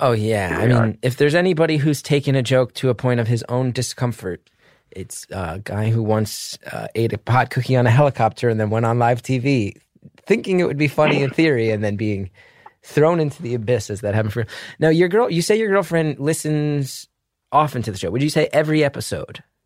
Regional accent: New Jersey, United States; I grew up in the Northeast in the 90s.

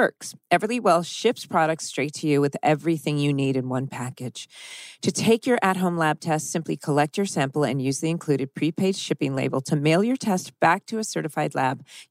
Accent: Orange County, California, United States; growing up in Orange County

